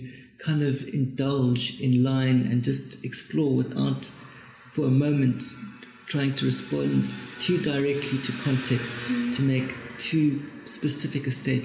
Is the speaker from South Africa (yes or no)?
yes; Cape Town, Western Cape, South Africa; But layering started very much in Johannesburg, and I came from Cape Town with this very distilled language, this very kind of insular, simplistic, stylized line